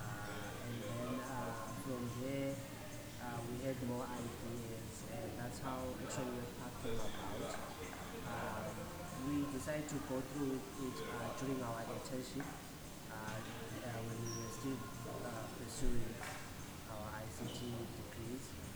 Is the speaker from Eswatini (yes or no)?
yes; Eswatini